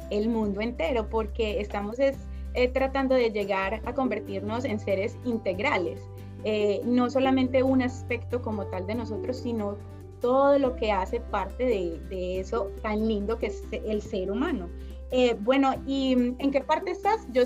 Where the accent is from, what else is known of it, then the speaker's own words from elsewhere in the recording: Medellín, Antioquia, Colombia; Yo soy de Medellín, de Colombia.